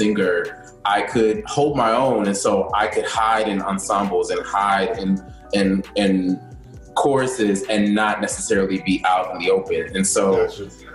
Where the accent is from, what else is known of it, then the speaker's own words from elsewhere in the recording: Maryland, United States; now in New York, United States; I'm originally from Maryland, like right outside of D.C. Maryland is home